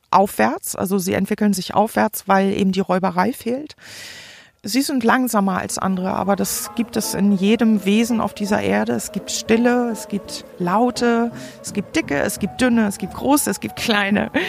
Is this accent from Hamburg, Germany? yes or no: no; Forstbach, North Rhine-Westphalia, Germany; habe sie jetzt hier in meinen Heimatort Forstbach gebracht.